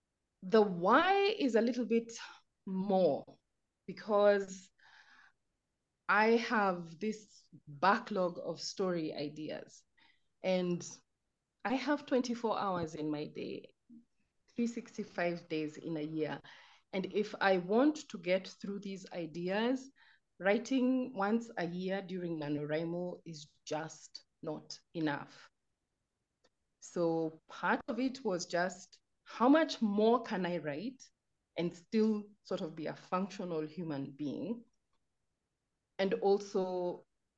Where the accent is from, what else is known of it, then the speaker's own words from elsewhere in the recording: Nairobi, Kenya; I'm a writer from Nairobi.